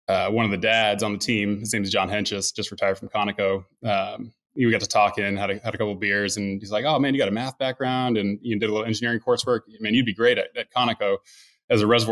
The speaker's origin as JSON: {"language": "English", "town": "Needville", "region": "Texas", "country": "United States", "tie": "born or raised there", "also_born_or_lived": "Wharton, Texas / New Hampshire", "said": "I grew up down in a small town called Needville, south of Sugarland"}